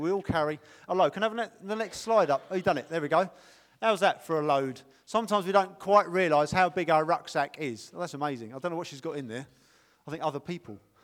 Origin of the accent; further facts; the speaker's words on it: United Kingdom; we're British